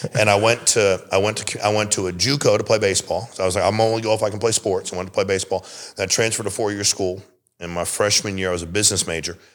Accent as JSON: {"language": "English", "region": "Connecticut", "country": "United States", "tie": "born or raised there", "said": "I was born and raised in Connecticut"}